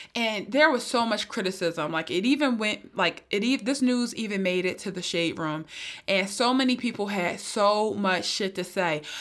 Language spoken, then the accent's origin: English; Philadelphia, Pennsylvania, United States; I'm from North Philly